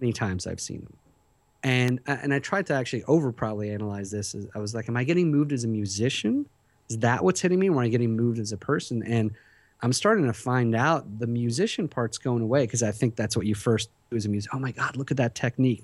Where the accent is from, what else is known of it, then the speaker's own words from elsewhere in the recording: Philadelphia, Pennsylvania, United States; moved away as an adult; also born or lived in Tehran, Iran; Then we moved to Philadelphia, where I was till I was, you know, twenty-five years old